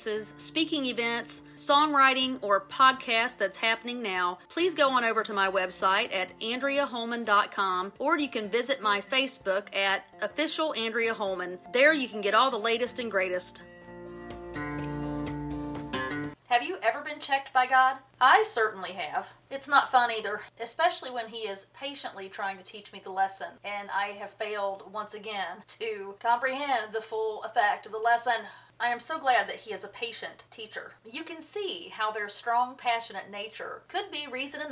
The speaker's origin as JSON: {"language": "English", "country": "United States", "tie": "born or raised there", "said": "I grew up on the Tennessee River."}